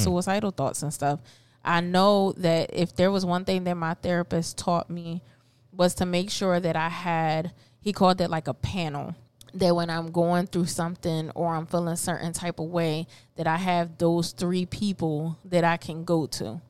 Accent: Philadelphia, Pennsylvania, United States; also born or lived in Puerto Rico; So I've been raised in North, N O R F

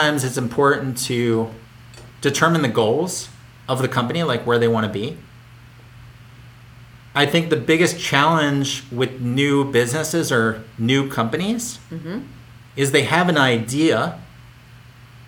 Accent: Philadelphia, Pennsylvania, United States; I grew up in Philadelphia

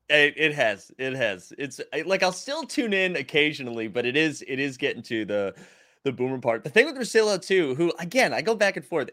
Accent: Massachusetts, United States; I'm from Massachusetts

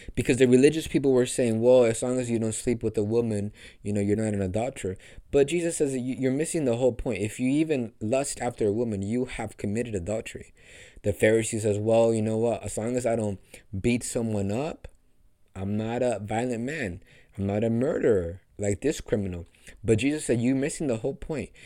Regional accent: Los Angeles, California, United States; Hollywood, which is my hometown, the land that I'm called

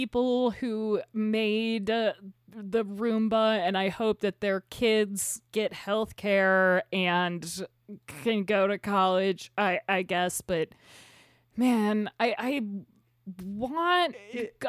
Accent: United States; We're American.

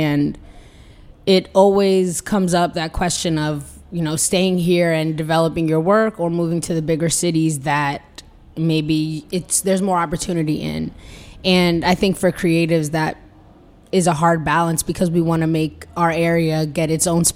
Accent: the DMV, DC metropolitan area, United States; also born or lived in Los Angeles, California, United States; I'm from the DMV. I was born in LA, but moved here pretty young. I think like when I started school.

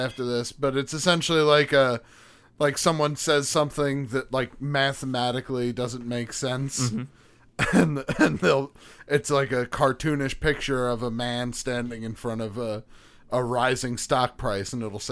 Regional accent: New York, United States; we're from New York

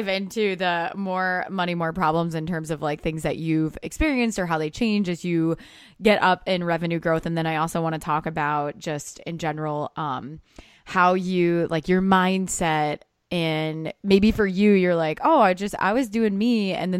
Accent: Midwest, United States; born and raised in Indiana, which clearly we bonded over that because we're both Midwesterners.

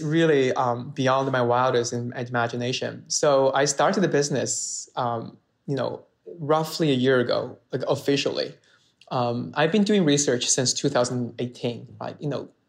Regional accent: Sichuan, China; English is a second language; also born or lived in Beijing; I went to college in Beijing, and I moved to Beijing, and I'm from Sichuan, and the Sichuan food is famous for mala, right?

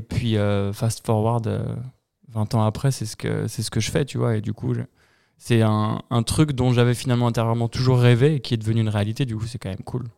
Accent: Épinay-sur-Orge, Île-de-France, France; dans ma ville, euh, il y n'y avait pas de skatepark. Je viens d'Épinay-sur-Orge, à 20 minutes au sud de Paris.

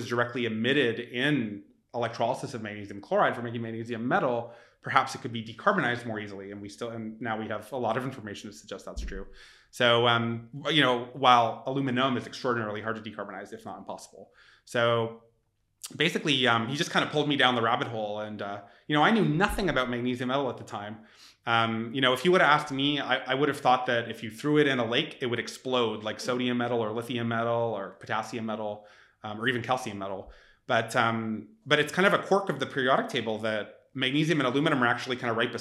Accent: Canada; now in San Francisco, United States; we're from Canada and Australia, respectively, not even American

